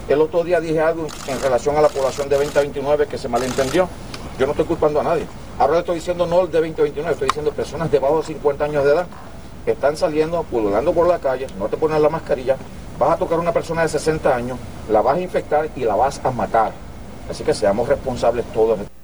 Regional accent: Puerto Rico; somos los puertorriqueños

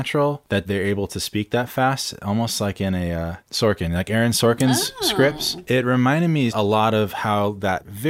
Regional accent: San Clemente, California, United States; a movie from my hometown in San Clemente called Brick

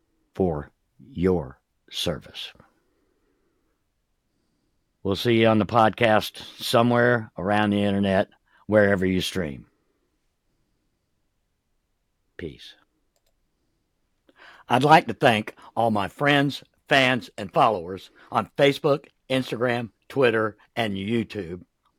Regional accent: the South, United States; I'm from the South, and you can pick out most of the veterans in the South

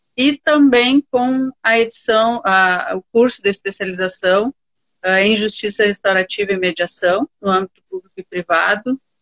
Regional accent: Santa Maria, Rio Grande do Sul, Brazil; E sou de Santa Maria, do, do coração do Rio Grande, nascida e criada

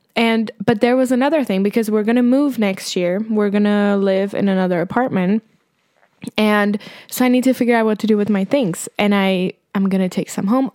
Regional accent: Prague, Czechia; born or raised there

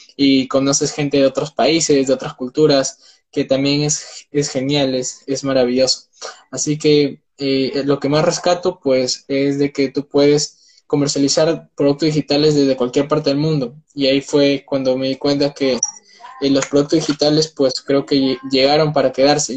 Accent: Peru; tengo 19 años, soy de Perú

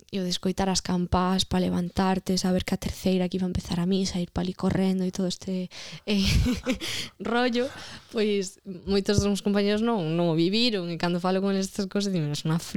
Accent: Vilamarín, Galicia, Spain; eu eh, criei-me en Vilamarín e criei-me máis concretamente eh, en unha parroquia de Vilamarín que se chama Santa Eulalia de León, Toma que é pequenísima, de feito de pequeno dicía que era de León

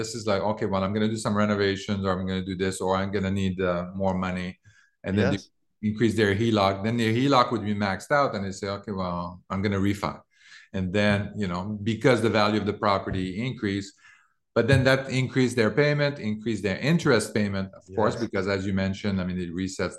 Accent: Canada; moved away; I came from Canada in 2000.

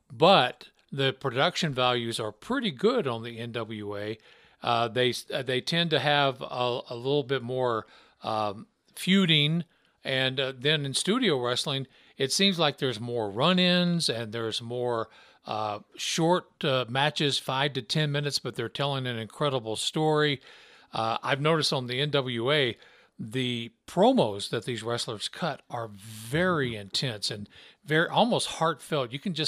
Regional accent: Memphis, Tennessee, United States; now in Logan, United States; I grew up in Memphis, Tennessee, as Zane very well knows. I grew up when Memphis wrestling was the wrestling.

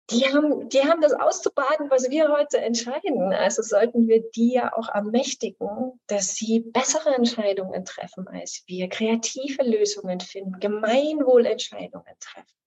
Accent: Chemnitz, Saxony, Germany; ich komme aus Chemnitz ursprünglich, meine Eltern leben da auch noch

